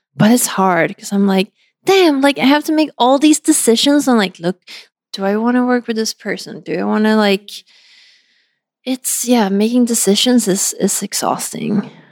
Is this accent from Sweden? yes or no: yes; Sweden; moved away; my hometown